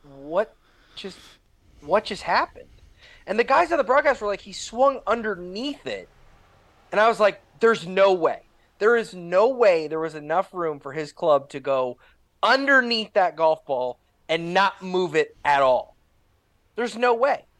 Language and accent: English; Pennsylvania, United States; now in Connecticut, United States; Pennsylvania is my home state